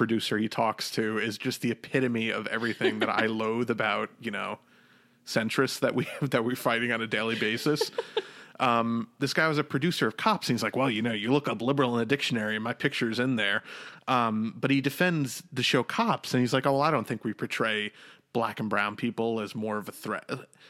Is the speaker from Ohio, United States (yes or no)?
no; New York, United States; I'm from New York